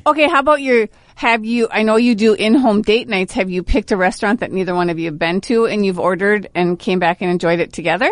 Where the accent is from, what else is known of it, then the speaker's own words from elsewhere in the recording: Brainerd, Minnesota, United States; Born and raised, Brainerd High School